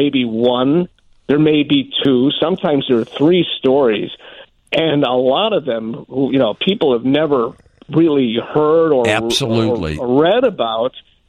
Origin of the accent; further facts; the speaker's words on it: Chicago, Illinois, United States; I grew up here in Chicago